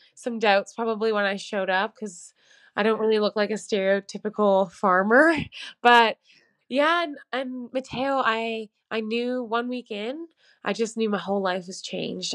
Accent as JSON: {"language": "English", "country": "Canada", "also_born_or_lived": "London", "moved": "as an adult", "said": "something inside of me just knew that I had to come back to Canada"}